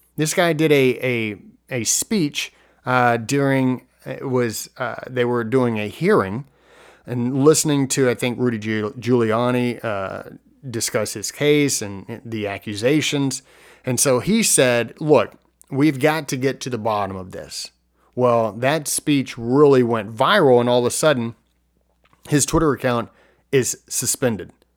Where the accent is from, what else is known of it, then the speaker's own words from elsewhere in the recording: United States; as American citizens